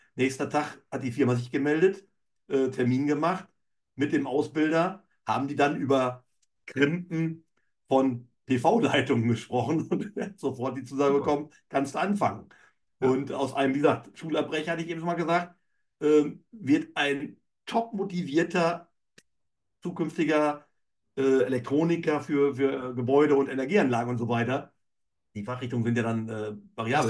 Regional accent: Emsland, Lower Saxony, Germany; also born or lived in Cologne; bin aufgewachsen in der Landwirtschaft im emsländischen Bereich

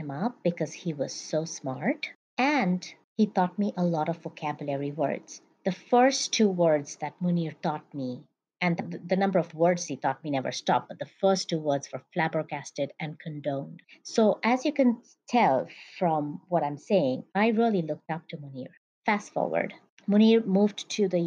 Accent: Mumbai, Maharashtra, India; I grew up in Mumbai, India

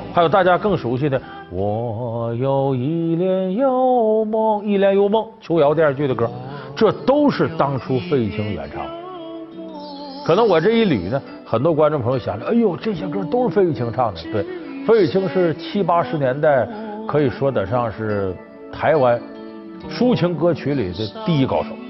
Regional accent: Northeast China, China; moved away; 我这老家在东北

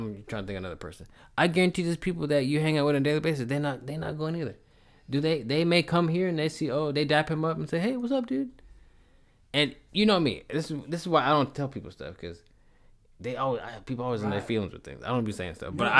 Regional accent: New York City, New York, United States; It could be that I'm from New York City, man.

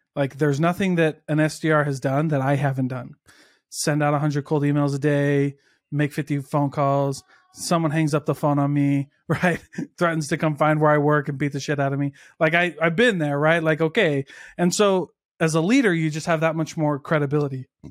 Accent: Midwest, United States; I'm also from the Midwest where, like, most of my high school didn't go to college

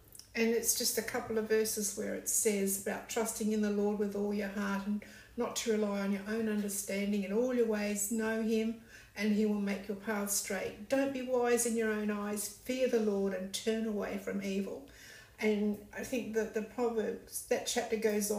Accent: Cowell, South Australia, Australia; moved away as an adult; also born or lived in Adelaide / Brisbane; I'm a South Aussie. Grew up on the Eyre Peninsula. My hometown was Cowell.

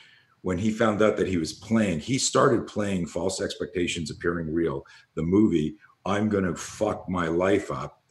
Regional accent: Canada; you're growing up in Canada

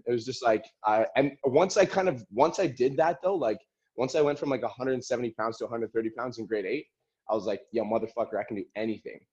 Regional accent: Calgary, Alberta, Canada; I was born in Calgary, Alberta

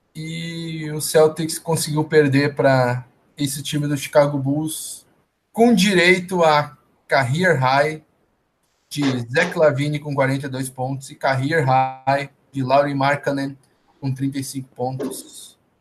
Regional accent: Porto Alegre, Rio Grande do Sul, Brazil; Eu que sou de Porto Alegre

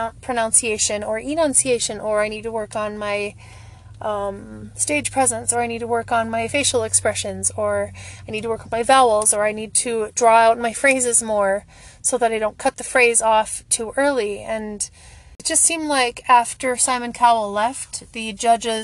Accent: the Midwest of the United States, United States; I grew up in the Midwest of the United States

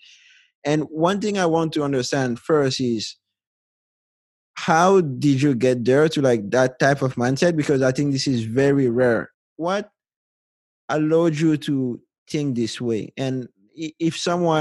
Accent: Mali; I'm from Mali, West Africa

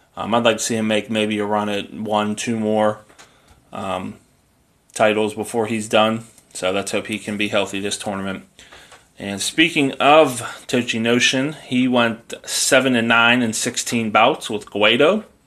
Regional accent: United States; I'm an American

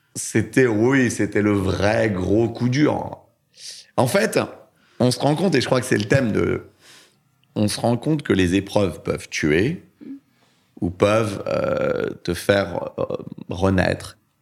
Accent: Orly, Île-de-France, France; also born or lived in Vitry-sur-Seine; J'ai grandi en, en banlieue, dans, à Orly et Choisy-le-Roi

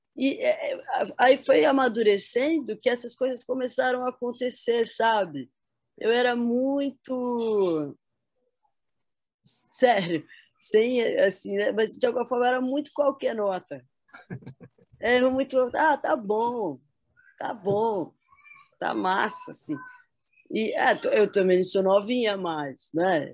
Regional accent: São José dos Campos, São Paulo, Brazil; Eu nasci em São Paulo, mas eu vim para cá, para São José dos Campos, com um ano de idade, né? E aqui fiquei até os 19, 20.

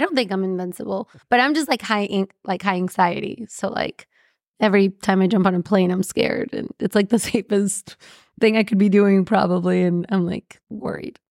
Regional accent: Mexico; I'm from Mexico

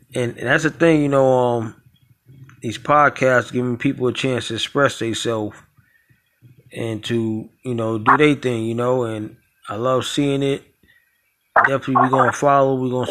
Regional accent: New York City, New York, United States; now in Tampa, United States; I'm born and raised up there in Brooklyn

